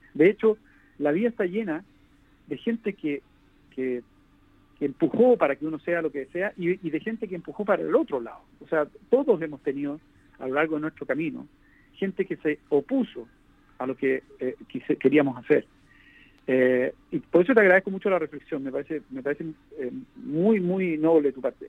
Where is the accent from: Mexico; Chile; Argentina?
Chile; en mi país